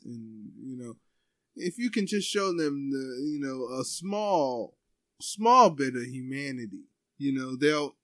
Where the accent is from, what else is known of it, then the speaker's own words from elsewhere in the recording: Ephrata, Pennsylvania, United States; I grew up in Ephrata